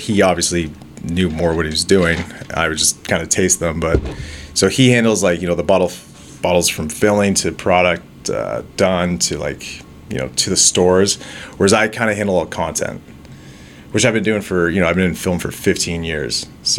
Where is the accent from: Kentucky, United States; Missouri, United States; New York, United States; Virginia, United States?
Missouri, United States; Osage Beach; moved away as an adult; now in Toronto, Canada; So I'm originally from Osage Beach, moved to Toronto, 18, went to film school.